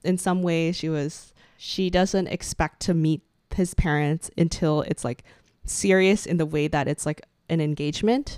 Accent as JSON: {"language": "English", "country": "Canada", "said": "we share our stories and experiences as Asian Canadian millennials"}